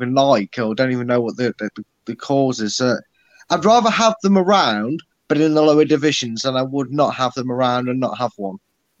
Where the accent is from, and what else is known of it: Leicester, East Midlands, United Kingdom; born or raised there